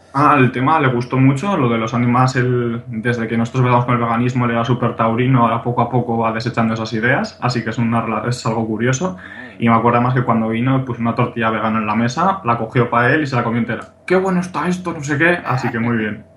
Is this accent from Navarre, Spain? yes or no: yes; Pamplona, Navarre, Spain; yo soy de Pamplona, aquí de, Navarra, España